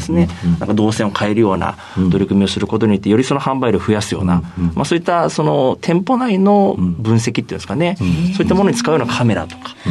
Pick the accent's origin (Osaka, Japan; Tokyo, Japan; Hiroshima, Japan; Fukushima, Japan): Hiroshima, Japan; Mihara; 生まれは広島県の宮原市という、はい、こう瀬戸内海の海沿いのですね、はい、しまなみ海道が見えるそういうところで生まれてます